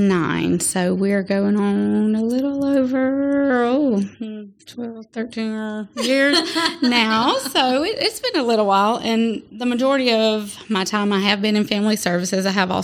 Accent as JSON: {"language": "English", "town": "Atmore", "region": "Alabama", "country": "United States", "tie": "born or raised there", "said": "and then I was raised in Atmore, so here, so I'm from this area."}